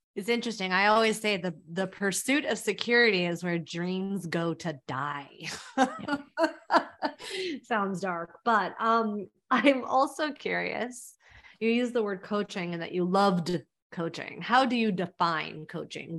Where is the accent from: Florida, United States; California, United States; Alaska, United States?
California, United States; Mountain View; now in New York, United States; I'm from Mountain View